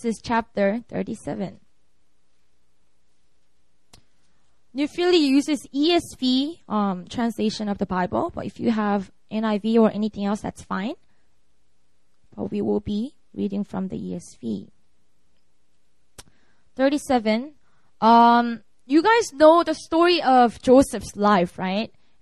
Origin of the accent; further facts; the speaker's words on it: South Korea; English is a second language; also born or lived in Seoul; preaching in my hometown